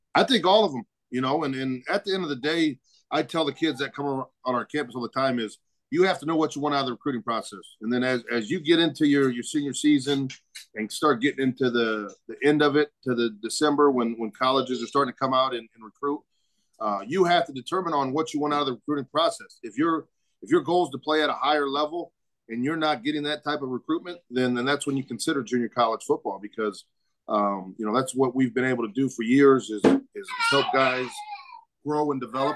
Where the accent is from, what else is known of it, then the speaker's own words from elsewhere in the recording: Omaha, Nebraska, United States; also born or lived in Northwest Missouri State; I'm originally from Omaha